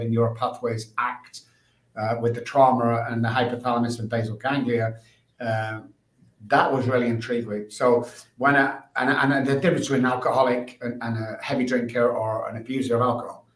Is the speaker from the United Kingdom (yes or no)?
yes; Manchester, North West England, United Kingdom; moved away as an adult; also born or lived in Dallas, Texas; now in San Antonio, United States; I'm from England, Manchester